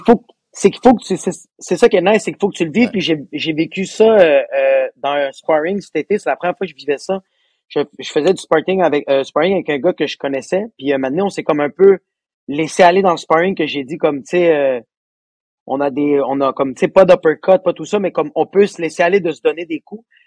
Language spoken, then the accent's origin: French; Laval, Quebec, Canada; je viens de Laval